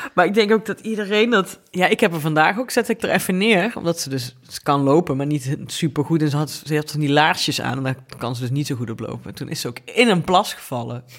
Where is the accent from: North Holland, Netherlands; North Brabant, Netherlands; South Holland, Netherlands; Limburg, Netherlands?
Limburg, Netherlands; Venlo; omdat ik uit Venlo kom